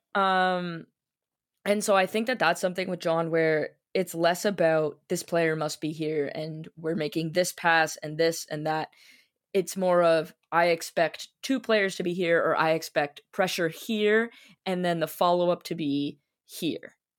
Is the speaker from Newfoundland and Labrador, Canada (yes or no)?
no; Toronto, Ontario, Canada; I was born in Toronto, and the first thing I was wrapped in was a, a Leafs blanket